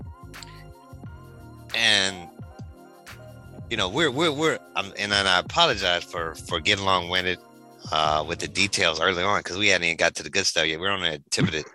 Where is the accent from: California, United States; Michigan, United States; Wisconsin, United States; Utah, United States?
Michigan, United States; Detroit; I'm from Detroit